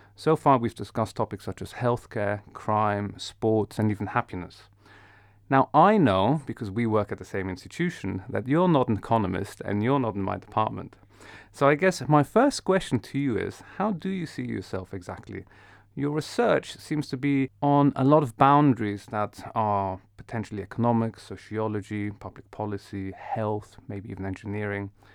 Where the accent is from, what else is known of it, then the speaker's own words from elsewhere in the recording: Netherlands; moved away as an adult; I grew up in the Netherlands. I was there for many years of my life.